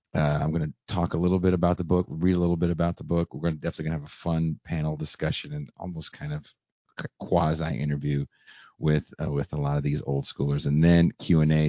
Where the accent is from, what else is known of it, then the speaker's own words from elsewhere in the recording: Bay Area, California, United States; I'm from the Bay Area.